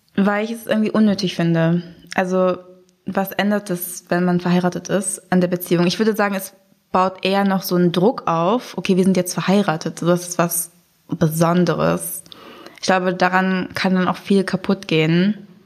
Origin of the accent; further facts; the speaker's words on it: Braunschweig, Lower Saxony, Germany; ich bin in Braunschweig aufgewachsen und auch dort geboren